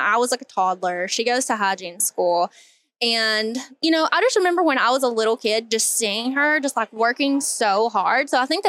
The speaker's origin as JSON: {"language": "English", "town": "Hazard", "region": "Kentucky", "country": "United States", "tie": "born or raised there", "said": "I am from a little town called Hazard, Kentucky. So it's very small."}